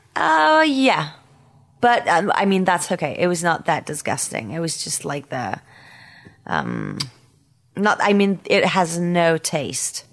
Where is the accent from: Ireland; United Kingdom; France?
France; Paris, Île-de-France; accent: French Parisian; English is a second language; my French Parisian accent.